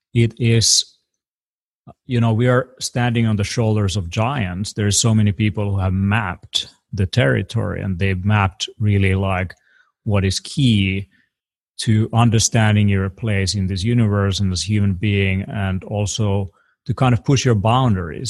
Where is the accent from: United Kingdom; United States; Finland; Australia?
Finland; I come from Europe